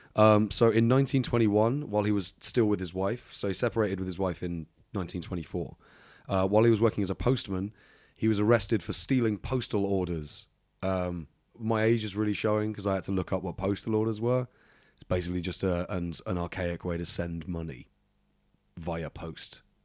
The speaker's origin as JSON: {"language": "English", "region": "England", "country": "United Kingdom", "said": "I'm from England"}